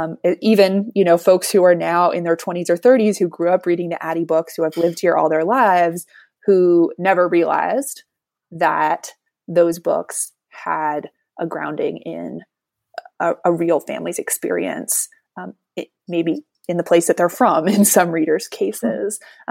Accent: Durham, North Carolina, United States; I grew up here in Durham, so this is my place.

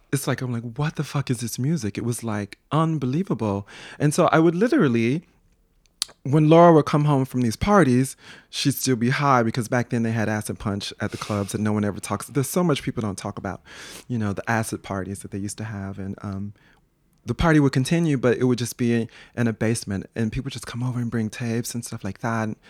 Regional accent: Chicago, Illinois, United States; moved away as an adult; also born or lived in New York; growing up in Chicago

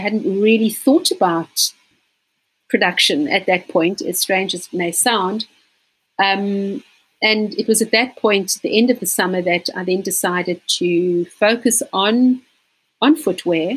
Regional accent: Johannesburg, Gauteng, South Africa; moved away as an adult; now in Cape Town, South Africa; I actually was born in Johannesburg, which is also known as Gauteng. It's probably about 2,000 k's from here. And I moved down to Cape Town just after finishing school.

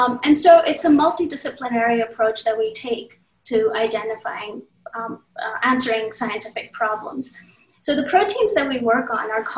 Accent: India; moved away as an adult; also born or lived in Maryland, United States / California, United States; now in United States; I grew up in India. I came here in the middle of college.

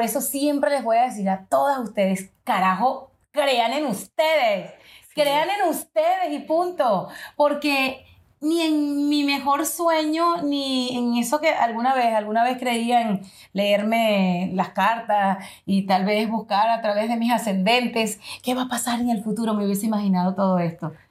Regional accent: Venezuela; now in United States; como venezolana, que soy inmigrante en los Estados Unidos

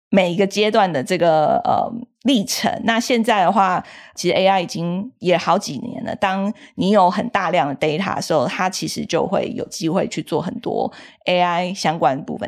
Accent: Taiwan; 我是一个在台湾土生土长长大的小孩，也是在台湾受教育

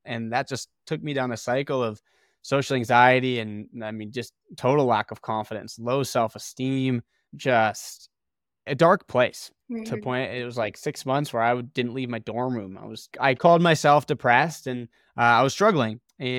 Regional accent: Ohio, United States; I grew up in Ohio.

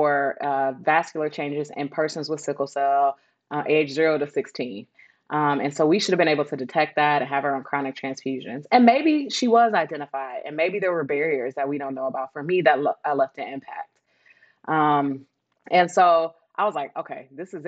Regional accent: Detroit, Michigan, United States; I was born and raised in Detroit, Michigan. Best city in the world

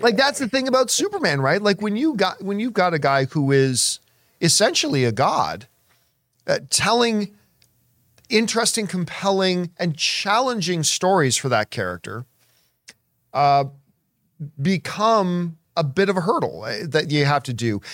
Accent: Hamilton, Ontario, Canada; growing up in Hamilton and the Toronto area

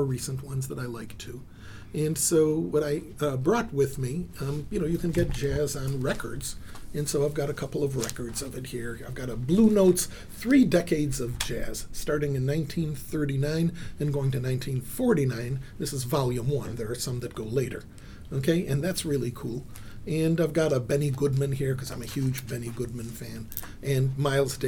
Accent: Israel; I was born in Israel

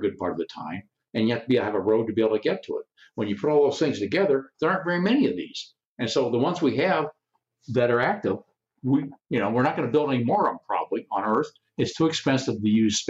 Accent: Chicago, Illinois, United States; moved away; also born or lived in Tucson; I grew up in the Chicago area

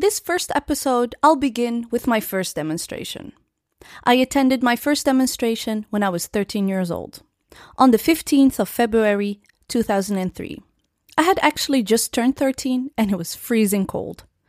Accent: Netherlands; born and raised in the Netherlands, Muslim and proud African

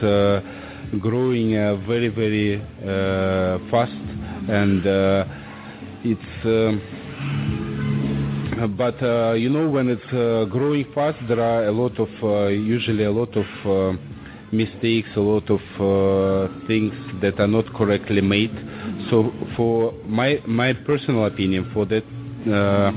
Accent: Saint Petersburg, Russia; English is a second language; moved away as an adult; now in Sochi, Russia; I am from St. Petersburg, originally.

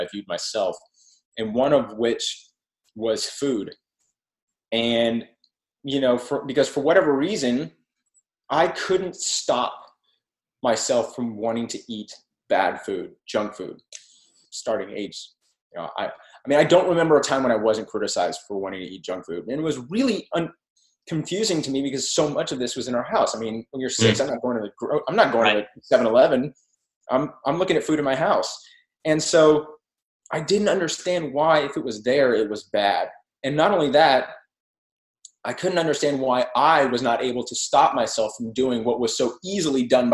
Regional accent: Texas, United States; as a Texan

